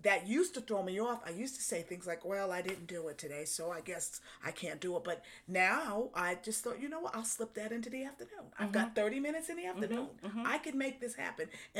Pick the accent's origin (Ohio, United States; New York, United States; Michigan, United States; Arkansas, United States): New York, United States; I'm from New York.